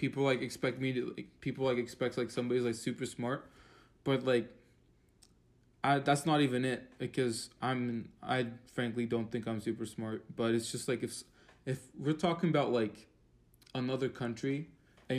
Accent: Turkey; now in Connecticut, United States; I'm from Turkey

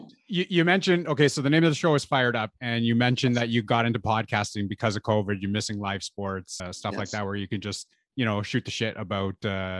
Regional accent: Canada; I am from Canada.

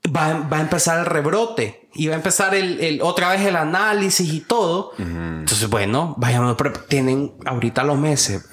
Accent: Honduras; como hondureño

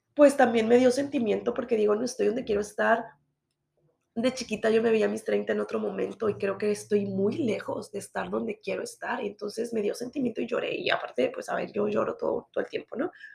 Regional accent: Mexico; soy mexicana

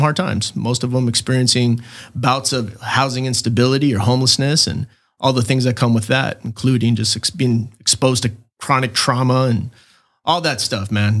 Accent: Chula Vista, California, United States; born and raised in Chula Vista, nineteen seventy-eight, August twentieth

